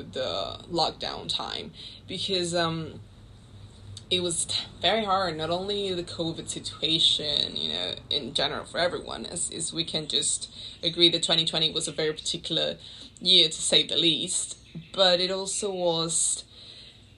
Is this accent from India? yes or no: no; Panama City, Panama; moved away as an adult; also born or lived in London; I'm from Panama City, Panama